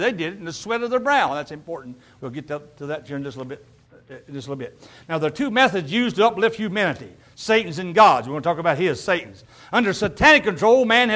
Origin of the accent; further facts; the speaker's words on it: the South, United States; I'm from the South, obviously you can tell that a little bit